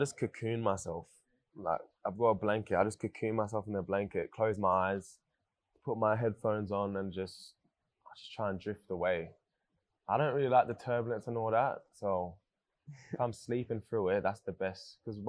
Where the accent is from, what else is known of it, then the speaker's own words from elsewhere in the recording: Paris, Île-de-France, France; I'm from Paris as well